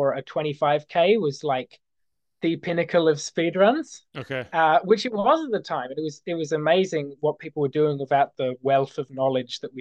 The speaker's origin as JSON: {"language": "English", "town": "Canberra", "region": "Australian Capital Territory", "country": "Australia", "tie": "born or raised there", "also_born_or_lived": "Sydney, New South Wales", "said": "I grew up in Sydney"}